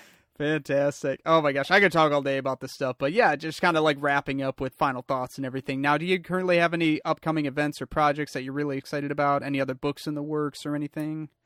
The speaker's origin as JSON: {"language": "English", "town": "Lansing", "region": "Michigan", "country": "United States", "tie": "born or raised there", "said": "being a, a Michigander myself, I grew up in Lansing"}